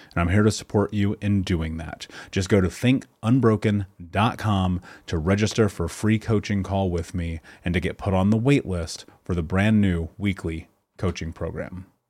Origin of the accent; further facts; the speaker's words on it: Indianapolis, Indiana, United States; I would go to the Big Lots on the corner of thirtieth and Georgetown in Indianapolis